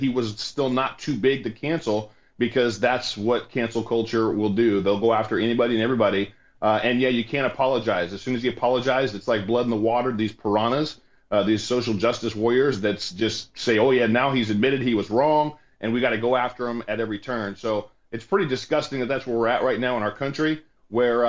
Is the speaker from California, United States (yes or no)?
yes; California, United States; also born or lived in North Dallas, Texas; now in Dallas, United States; I'm from California.